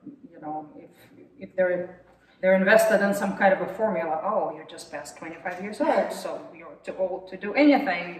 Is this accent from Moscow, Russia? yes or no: yes; Moscow, Russia; also born or lived in Texas; now in United States; I'm not from Texas, so I was born and raised in Moscow.